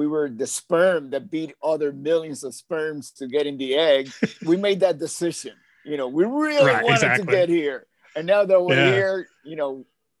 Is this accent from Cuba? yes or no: yes; Havana, Cuba; now in Los Angeles, United States; I was born physically in Havana, Cuba, but I was really born as the person that I am today here in Los Angeles.